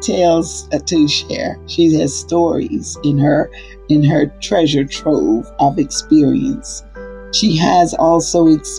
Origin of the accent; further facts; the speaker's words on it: the South, United States; and I'm from the South. So at 1962, I remember I walked past white schools to get to my school.